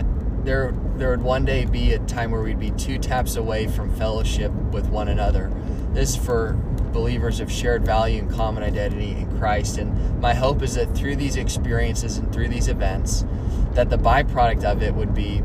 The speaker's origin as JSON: {"language": "English", "town": "Dublin", "region": "California", "country": "United States", "said": "I'm from Dublin, California"}